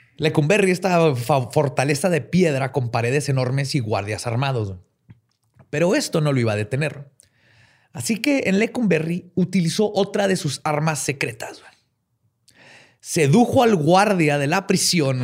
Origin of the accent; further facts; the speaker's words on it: Mexico; Somos mexicanos